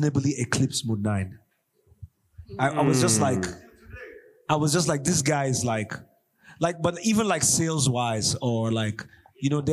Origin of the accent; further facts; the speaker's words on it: Jos, Plateau, Nigeria; we're from Joss. We're like just kids.